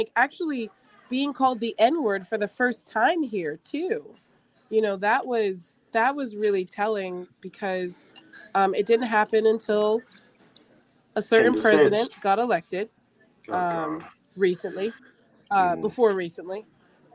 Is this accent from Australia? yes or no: no; England, United Kingdom; accent: English; now in United States; I actually grew up in England.